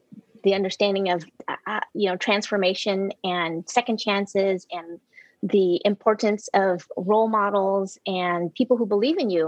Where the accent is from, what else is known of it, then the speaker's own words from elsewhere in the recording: Houston, Texas, United States; also born or lived in Vietnam; we settled in Houston, Texas in 1978. I grew up in Houston